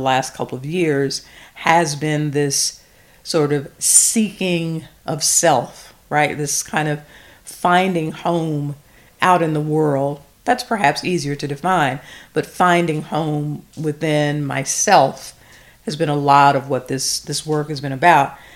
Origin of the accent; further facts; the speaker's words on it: the South, Southern United States, United States; I am a former English teacher, a small town Southern girl